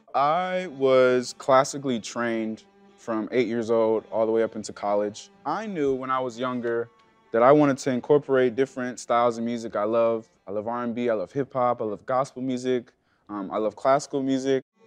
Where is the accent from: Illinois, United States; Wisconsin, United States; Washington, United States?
Wisconsin, United States; Milwaukee; now in Chicago, United States; born and raised in Milwaukee, Wisconsin.